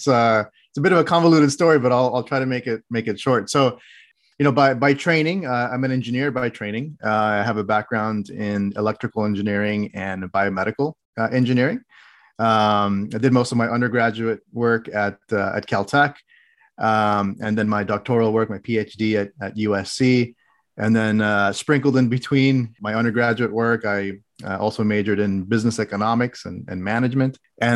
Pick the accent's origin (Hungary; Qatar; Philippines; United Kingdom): Qatar; also born or lived in Oman / Saudi Arabia; now in United States; But I actually grew up internationally. I grew up abroad. I grew up in the Middle East in countries such as Qatar, Oman, and Saudi Arabia. I spent 16 years there.